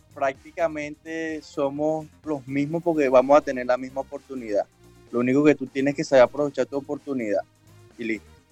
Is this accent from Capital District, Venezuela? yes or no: no; El Roble, Carabobo, Venezuela; moved away; also born or lived in Naguanagua, Carabobo, Venezuela; yo nací en Naguanagua, pero me crié en el Roble. Es como, como un barrio en Osguayo.